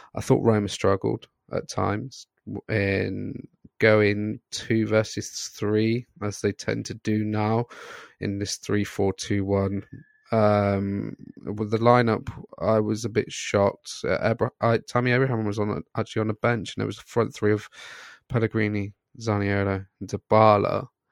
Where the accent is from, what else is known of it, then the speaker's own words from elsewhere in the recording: Scotland, United Kingdom; I'm Scottish